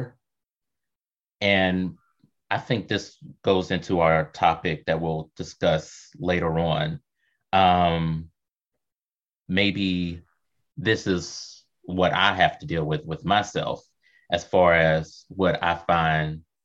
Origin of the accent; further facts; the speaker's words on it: Kentucky, United States; I was growing up in Kentucky